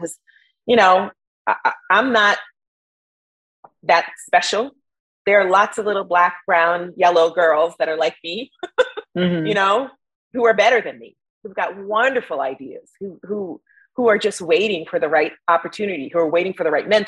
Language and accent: English; New York City, New York, United States; I grew up in Bed-Stuy, Brooklyn, you know, an underserved community